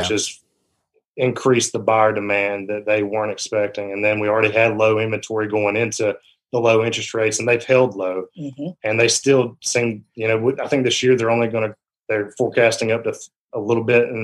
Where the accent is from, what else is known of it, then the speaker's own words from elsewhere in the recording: Rome, Georgia, United States; I'm a lifelong resident of Rome. I grew up in the Model area, graduated from Model High School